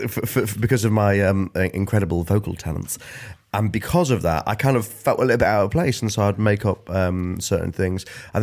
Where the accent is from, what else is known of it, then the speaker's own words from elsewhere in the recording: Grimsby, Yorkshire and the Humber, United Kingdom; now in London, United Kingdom; So I grew up in Grimsby